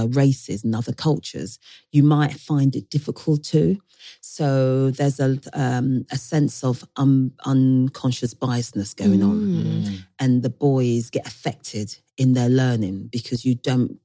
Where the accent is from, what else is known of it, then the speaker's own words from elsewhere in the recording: Ealing, London, United Kingdom; also born or lived in Ghana; now in Brent, London, United Kingdom; when I was growing up in Ealing